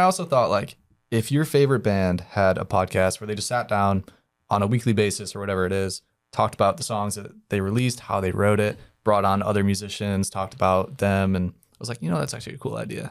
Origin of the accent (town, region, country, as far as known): Cleveland, Ohio, United States; moved away